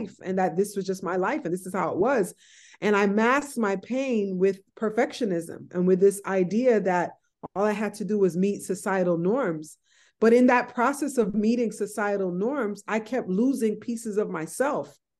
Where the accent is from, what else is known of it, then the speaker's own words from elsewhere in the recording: White Plains, New York, United States; I was born, you know, I grew up in White Plains, New York